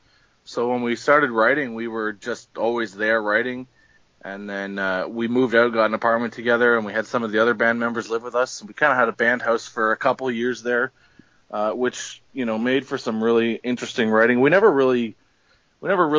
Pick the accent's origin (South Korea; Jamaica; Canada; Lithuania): Canada; Ottawa, Ontario; we're a band from Canada. We're from the capital of Canada in Ottawa here